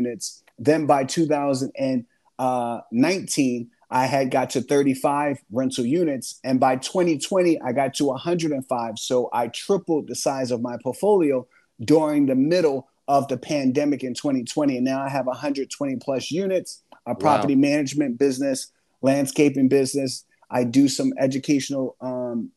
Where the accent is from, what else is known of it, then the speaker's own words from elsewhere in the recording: Philadelphia, Pennsylvania, United States; I grew up in Philadelphia with six siblings and a single parent household